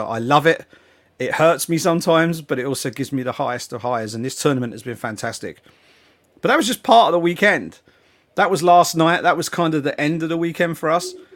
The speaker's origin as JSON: {"language": "English", "region": "England", "country": "United Kingdom", "said": "being an English football fan."}